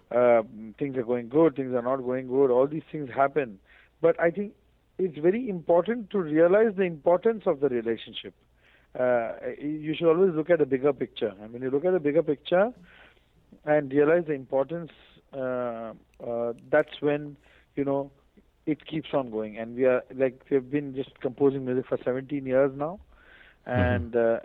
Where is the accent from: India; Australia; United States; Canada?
India; me being an Indian musician